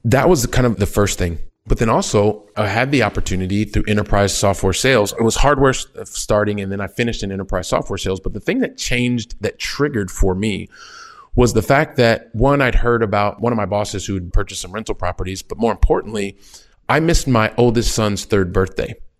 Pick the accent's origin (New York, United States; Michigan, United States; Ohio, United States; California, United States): Ohio, United States; Columbus; moved away as an adult; also born or lived in France / Italy; now in Barcelona, Spain; I'm a kid from Columbus, Ohio, very Midwest